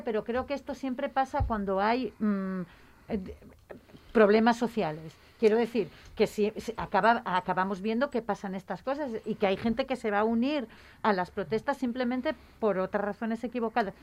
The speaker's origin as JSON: {"language": "Spanish", "town": "Gijón", "region": "Asturias", "country": "Spain", "tie": "born or raised there", "said": "yo vengo de Sisión. O sea, mi infancia he visto la mitad de Sisión en llamas"}